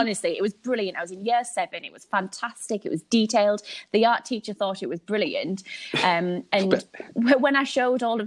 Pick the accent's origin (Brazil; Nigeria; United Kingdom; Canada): United Kingdom; Hartlepool, North East England; moved away as an adult; now in Sunderland, United Kingdom; I don't know whether you can tell from my accent, but I'm from a little place called Hartlepool